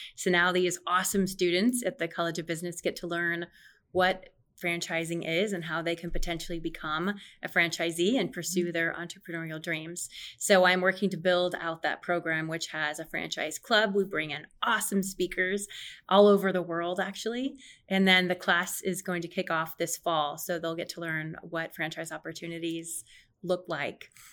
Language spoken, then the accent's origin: English; Omaha, Nebraska, United States; also born or lived in Lincoln; I was born and raised in Omaha